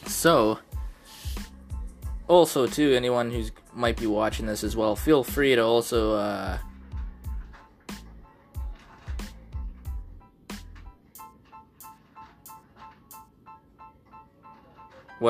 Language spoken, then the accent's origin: English; Canada; I'm a Canadian